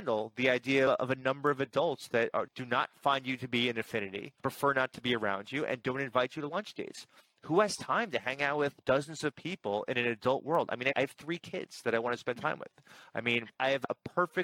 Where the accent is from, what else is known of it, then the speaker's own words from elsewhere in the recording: New York, United States; I'm a New Yorker